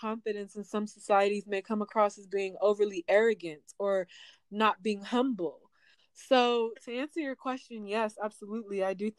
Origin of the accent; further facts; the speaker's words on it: Nigeria; I'm Nigerian. So for me, culturally, I mean, we have thick skin, we're tough.